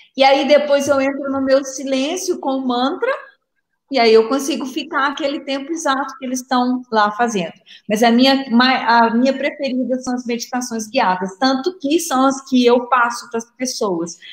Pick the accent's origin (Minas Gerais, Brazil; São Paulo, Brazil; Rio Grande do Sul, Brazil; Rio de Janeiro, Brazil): Minas Gerais, Brazil; accent: mineirinho; vocês devem estar sentindo meu, meu sotaque mineirinho